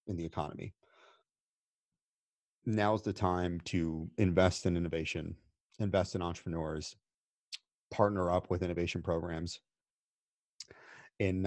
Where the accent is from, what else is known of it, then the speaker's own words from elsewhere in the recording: United States; I'm American